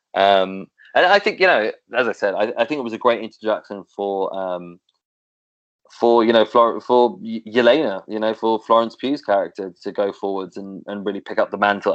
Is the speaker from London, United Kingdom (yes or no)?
yes; London, United Kingdom; as a Londoner